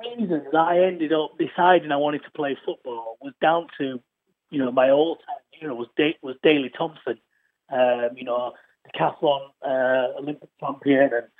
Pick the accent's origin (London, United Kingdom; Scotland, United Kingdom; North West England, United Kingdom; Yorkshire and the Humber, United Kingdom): Yorkshire and the Humber, United Kingdom; Huddersfield; staying in Yorkshire and playing for my hometown club